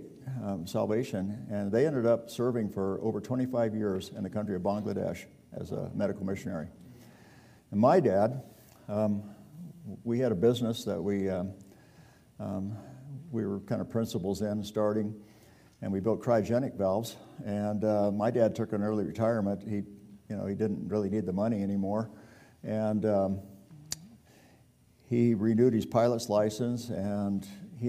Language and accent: English; California, United States; also born or lived in Victorville, California; I grew up in California, and I was born